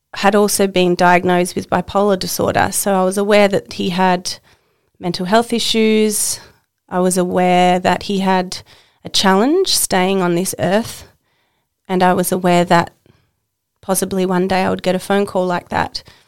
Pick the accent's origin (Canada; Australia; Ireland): Australia; Tasmania; now in Queensland, Australia; I live in Queensland and I was born in Tasmania.